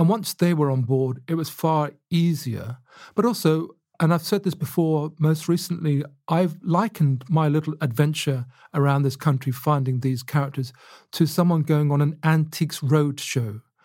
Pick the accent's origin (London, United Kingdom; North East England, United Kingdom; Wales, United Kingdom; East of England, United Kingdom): East of England, United Kingdom; Luton; as I was growing up in Luton